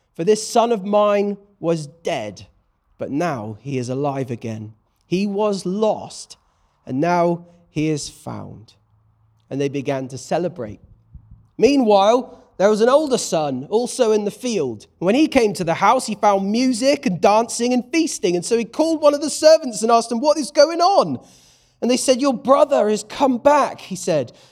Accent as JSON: {"language": "English", "country": "United Kingdom", "said": "I'm a British bloke"}